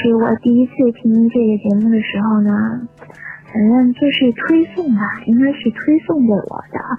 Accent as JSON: {"language": "Chinese", "region": "South China", "country": "China", "said": "其实我本人啊，听我口音也是，我是南方人，我就不是特别喜欢北京人那个腔调"}